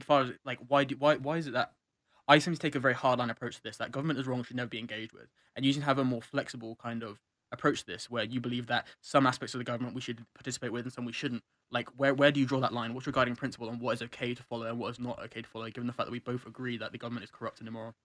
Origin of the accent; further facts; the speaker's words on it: United Kingdom; moved away; as a British person